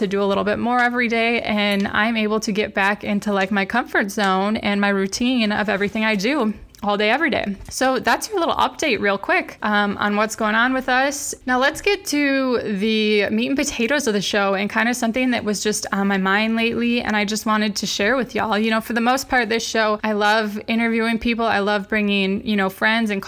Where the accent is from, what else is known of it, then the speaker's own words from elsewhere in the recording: Wisconsin, United States; moved away as an adult; also born or lived in Arizona / North Carolina; I'm from Wisconsin, and you know, we're both Midwest people